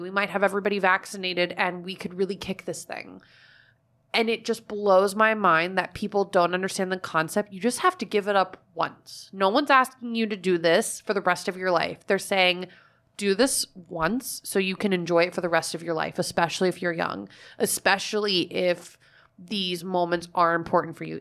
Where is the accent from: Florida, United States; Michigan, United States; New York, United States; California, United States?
Florida, United States; Fort Myers; moved away; my hometown is known as like snowbird destination. Like Fort Myers is a huge area for it